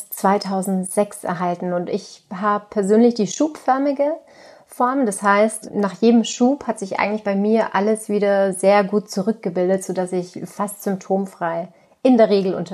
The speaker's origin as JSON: {"language": "German", "region": "Tyrol", "country": "Austria", "tie": "born or raised there", "lives_now": "Germany", "said": "Ursprünglich komme ich aus Tirol und da sitze ich übrigens jetzt gerade auch in meinem alten Kinderzimmer und schaue hier schön auf das Kitzbühler Horn."}